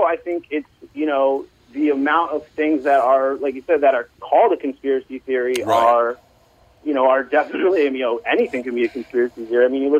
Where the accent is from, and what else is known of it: New York, United States